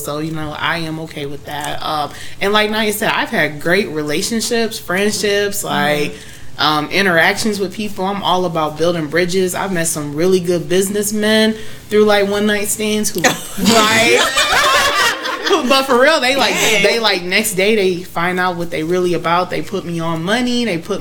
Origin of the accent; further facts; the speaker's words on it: Michigan, United States; I'm from Michigan